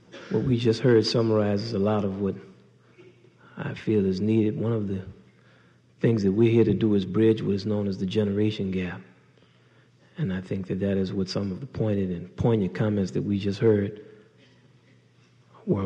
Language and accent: English; New Orleans, Louisiana, United States; I'm from New Orleans, Louisiana. We've never even had snow there.